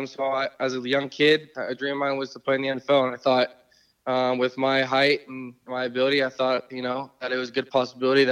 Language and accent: English; California, United States; growing up in California, there wasn't a whole lot of those options out here